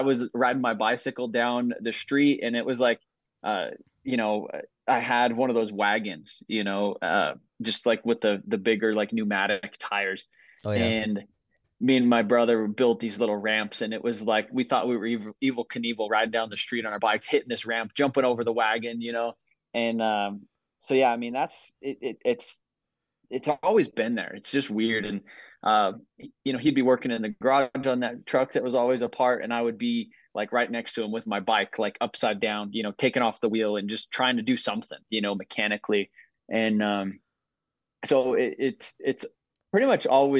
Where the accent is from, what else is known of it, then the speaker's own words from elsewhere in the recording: Southern Colorado, United States; I'm from Southern Colorado